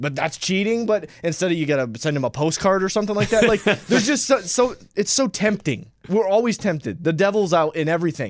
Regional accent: St. Louis, Missouri, United States; I'm from St. Louis. I'm still a diehard Rams fan.

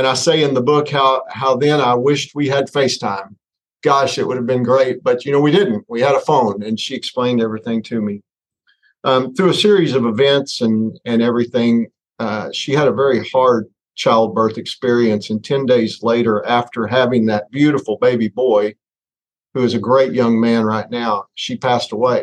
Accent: Northwest Arkansas, United States; growing up in Northwest Arkansas, a small town of about 2,500 people

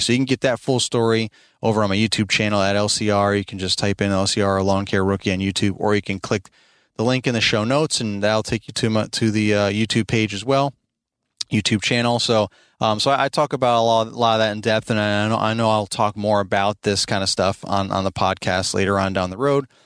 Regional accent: Albany, New York, United States; moved away as an adult; now in Midlothian, Virginia, United States; we're originally from New York, both my wife and I. I'm from Albany, New York

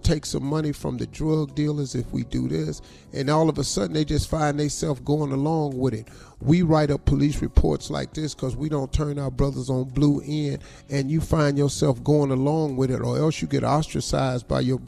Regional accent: United States; for all of us who travel as Americans.

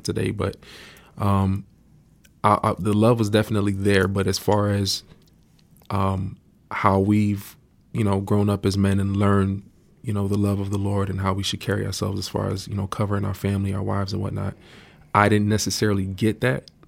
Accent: Miami, Florida, United States; I grew up in Miami, Florida.

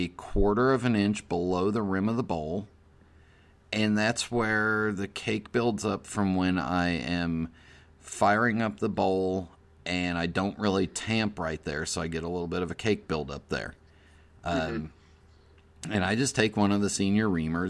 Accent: Los Angeles, California, United States; I grew up in the San Fernando Valley

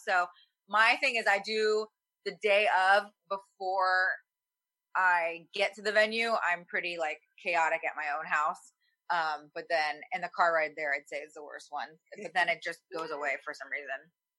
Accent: the South, United States; a lot of my stuff is about my, where I was raised in the South with like a Korean mom

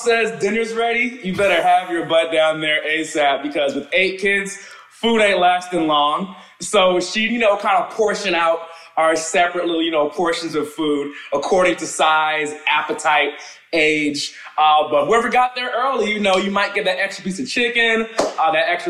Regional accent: Teaneck, New Jersey, United States; moved away; also born or lived in Englewood, New Jersey / Atlanta; I actually born and raised in New Jersey.

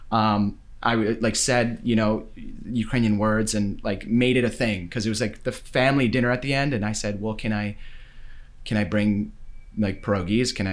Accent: Winnipeg, Manitoba, Canada; That's growing up in Winnipeg too

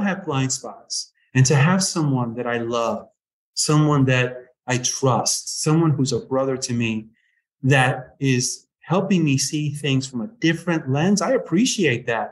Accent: United States; I grew up right outside New York and spent a lot of time in New York

